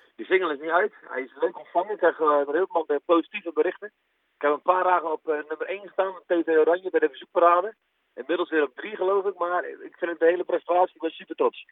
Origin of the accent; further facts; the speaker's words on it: Moerdijk, North Brabant, Netherlands; also born or lived in Roosendaal; ik ben opgegroeid in Moedijk